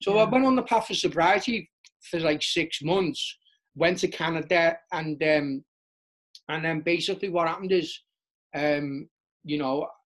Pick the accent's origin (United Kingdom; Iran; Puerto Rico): United Kingdom; Liverpool, North West England; growing up in Liverpool, it was all about the club scene